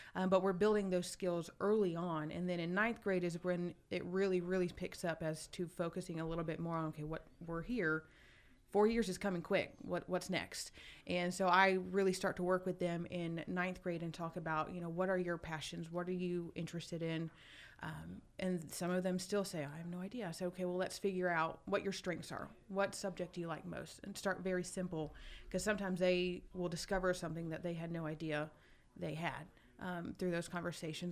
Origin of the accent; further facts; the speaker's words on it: Douglasville, Georgia, United States; I grew up in Douglasville, just one county over